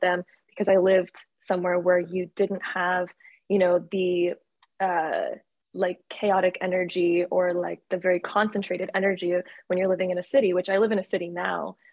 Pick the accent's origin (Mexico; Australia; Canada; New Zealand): Canada; I am originally from Canada. I was born and raised in Canada